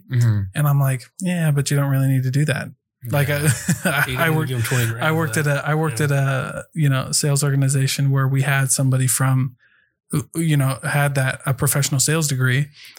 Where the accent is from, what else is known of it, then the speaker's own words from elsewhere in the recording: Iowa, United States; moved away as an adult; now in Utah, United States; I'm not from Utah. I'm originally from Iowa.